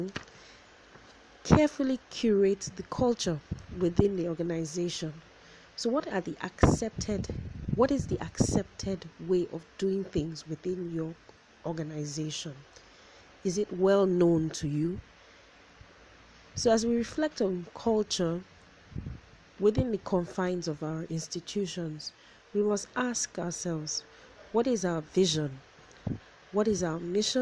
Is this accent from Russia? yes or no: no; Nigeria; being a Nigerian, we like a lot of all these adages and sayings